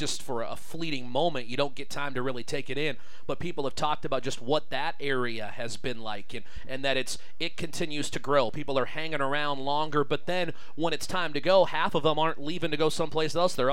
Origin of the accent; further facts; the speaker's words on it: Pierre, South Dakota, United States; It's what I grew up with back in Pierre